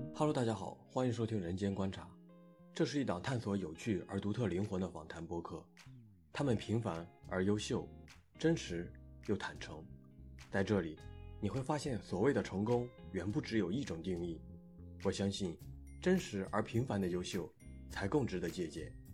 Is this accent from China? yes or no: yes; Liangzhuang, Henan, China; moved away; 零八年暑假呢，我就回去了，在那待了两个月，在我们家待了两个月，就梁庄这个地方